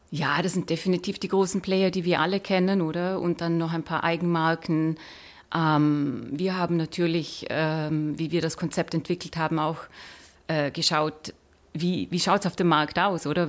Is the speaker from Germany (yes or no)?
no; Austria; now in Switzerland; Ich bin Österreicherin